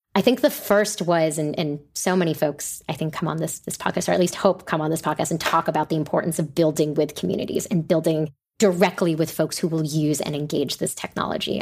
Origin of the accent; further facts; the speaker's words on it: New York City, New York, United States; I grew up in New York City